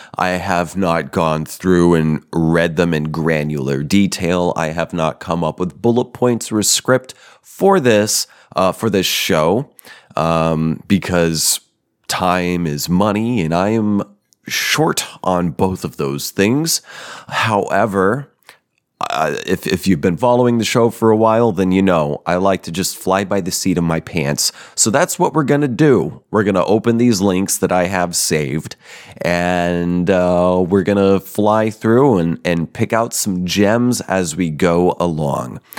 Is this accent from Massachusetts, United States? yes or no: no; Denver, Colorado, United States; moved away; I'm a Colorado baby, born and partially raised. Yep, I'm from Denver.